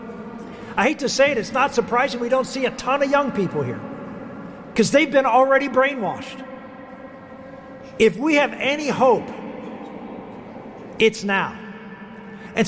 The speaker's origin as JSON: {"language": "English", "area": "north of Pittsburgh", "region": "Western Pennsylvania", "country": "United States", "tie": "born or raised there", "said": "I grew up in Western Pennsylvania"}